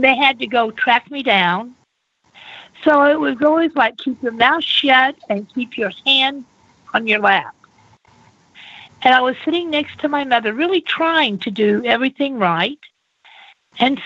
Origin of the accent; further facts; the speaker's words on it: Bethany, Oklahoma, United States; I was born in Bethany, Oklahoma, where my parents met at the Nazarene Ministerial School